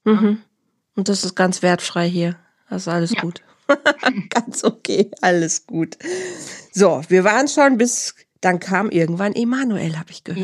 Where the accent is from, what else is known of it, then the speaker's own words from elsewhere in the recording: near Bielefeld and Herford, North Rhine-Westphalia, Germany; Leute aus meiner Heimat werden es kennen. Das ist in der Nähe von Bielefeld und Herford